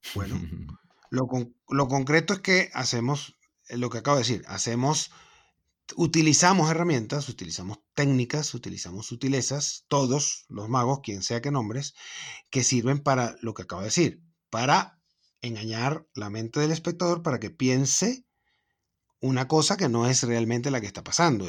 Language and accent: Spanish; Venezuela; moved away; soy de Venezuela